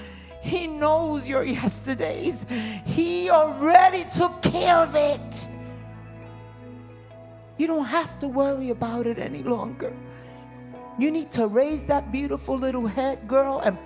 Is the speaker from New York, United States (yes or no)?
yes; New York City, New York, United States; When I was a young girl, I was raised in Harlem, New York, where you fought in the streets